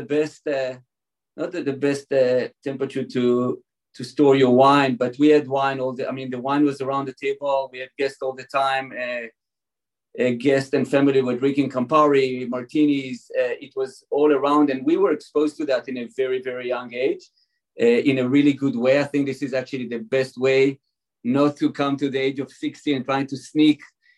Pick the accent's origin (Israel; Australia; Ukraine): Israel; English is a second language; now in California, United States; You can probably hear from my accent, I wasn't born in California exactly. I don't know how, I can't get rid of my accent. So I was born and raised in Israel.